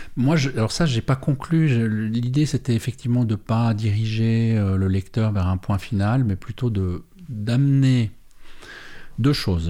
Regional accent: Perreux, Neuchâtel, Switzerland; on vient de Péreux

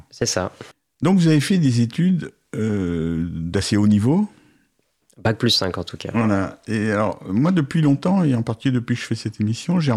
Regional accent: Lyon, Auvergne-Rhône-Alpes, France; moved away as an adult; now in Paris region, France; Non, je suis lyonnais.

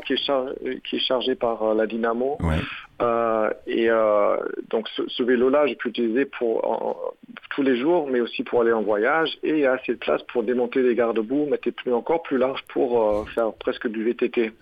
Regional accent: Germany; French is a second language; now in France; je suis allemand

